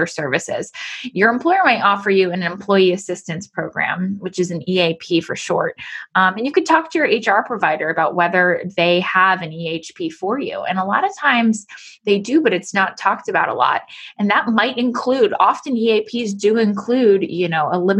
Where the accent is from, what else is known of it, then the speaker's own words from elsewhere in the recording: Pennsylvania, United States; back in my hometown